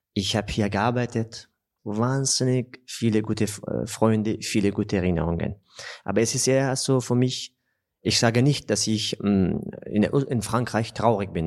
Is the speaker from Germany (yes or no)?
no; Afghanistan; German is a second language; also born or lived in Austria / Southern France; now in France; in Afghanistan, in meinem Heimatland